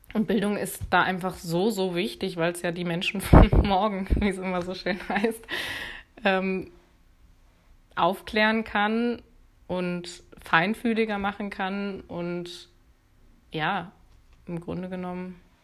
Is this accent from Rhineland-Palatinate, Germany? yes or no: no; Cologne area, North Rhine-Westphalia, Germany; Ich bin im Kölner Umkreis zur Schule gegangen.